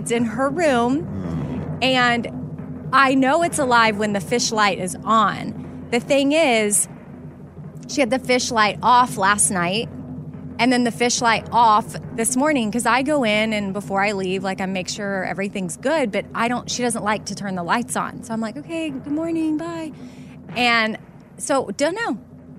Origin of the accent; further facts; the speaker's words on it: Texas, United States; I don't care either way, but I mean, I'm from Texas, so are the Cowboys in the mix?